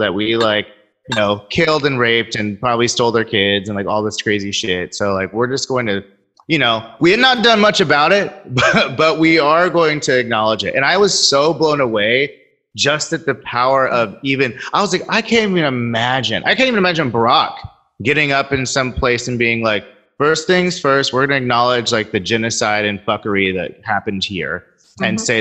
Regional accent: Sacramento, California, United States; growing up in Sacramento

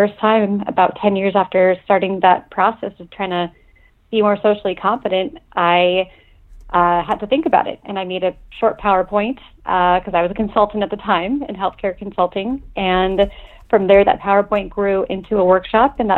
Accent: Portland, Oregon, United States; moved away as an adult; now in Chicago, United States; I moved from my hometown in Portland, Oregon to Chicago

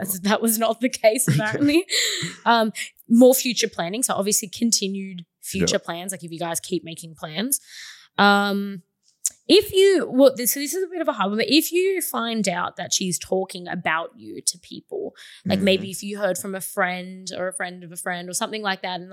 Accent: Sydney, New South Wales, Australia; I'm from Sydney

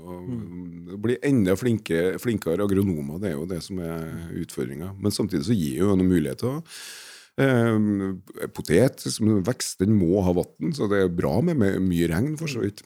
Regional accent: Trøndelag, Norway; now in Ringerike, Norway; sjøl så er jeg jo fra Trøndelag, så jeg, jeg har jo vokst opp på mandelpotet sjøl

